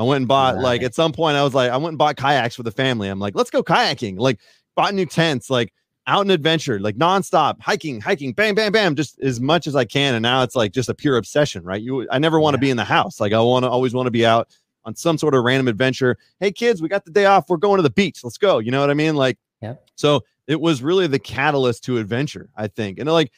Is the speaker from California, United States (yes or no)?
yes; Fairfield, California, United States; now in Colorado, United States; I grew up in Fairfield, which is about 45 minutes south. We're going to talk regional. Nobody really cares. But anyways, I grew up in the kind of Northern California area.